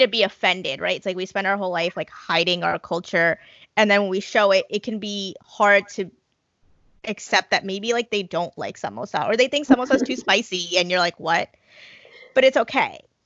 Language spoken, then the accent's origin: English; New Jersey, United States; I grew up in New Jersey